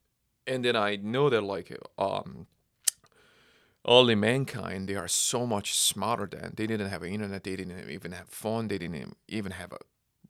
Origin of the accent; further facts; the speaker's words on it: Seoul, South Korea; English is a second language; now in United States; I am from Seoul, South Korea.